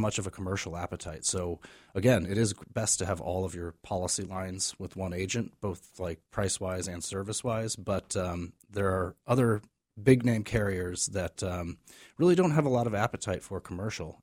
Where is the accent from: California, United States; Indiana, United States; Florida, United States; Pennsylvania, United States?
California, United States; moved away as an adult; also born or lived in Maryland; now in Maine, United States; I am originally from California, grew up out